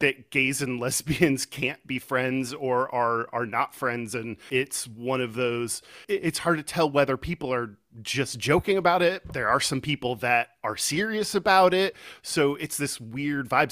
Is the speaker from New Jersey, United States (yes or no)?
no; Houston, Texas, United States; moved away as an adult; also born or lived in Austin; now in Seattle, United States; I'm originally from Texas. I grew up in, in Houston